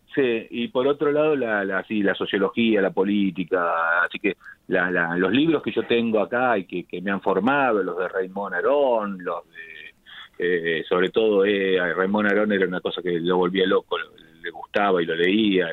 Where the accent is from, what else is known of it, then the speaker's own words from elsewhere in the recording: La Plata, Buenos Aires Province, Argentina; como yo soy de La Plata, cuando éramos chicos aprendimos a leer con el diario El Día